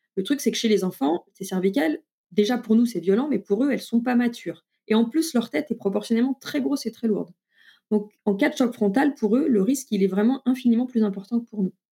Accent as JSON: {"language": "French", "country": "France", "said": "chez nous en France"}